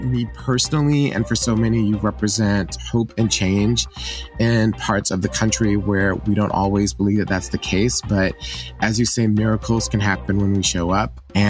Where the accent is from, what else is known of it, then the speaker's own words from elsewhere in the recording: Lawton, Oklahoma, United States; born there; but I actually was born in Oklahoma. I was born in Lawton, Oklahoma, actually Fort Sill.